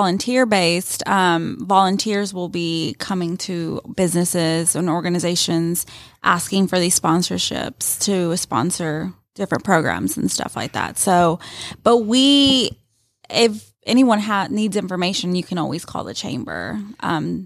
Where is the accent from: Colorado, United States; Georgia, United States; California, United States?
Georgia, United States; Rome; So I am from Rome. I grew up in Rome, went to high school here, graduated from Rome High